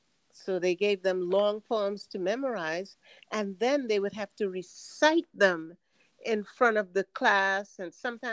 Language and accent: English; Trinidad & Tobago; we're from Trinidad, as you know. And in that culture, poetry was a very big part of the school education.